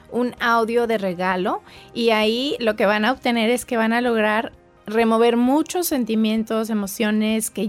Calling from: Phoenix, Arizona, United States; de Phoenix, Arizona y me encanta escuchar a César Lozano.

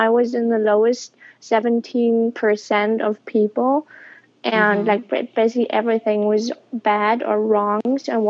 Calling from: Berlin, Germany; I'm calling from Berlin, Germany.

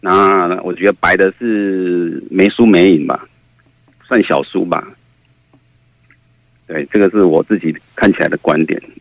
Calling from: Kaohsiung, Taiwan; 喂喂，我是高雄的

